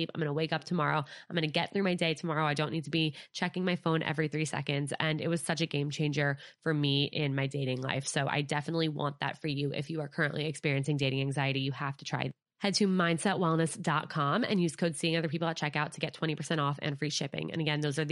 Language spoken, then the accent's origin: English; Westchester, New York, United States; my hometown in Westchester, New York. We grew up together.